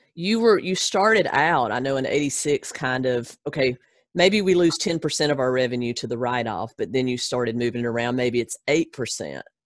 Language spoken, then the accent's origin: English; Gadsden, Alabama, United States; originally, a little town called Gadsden, Alabama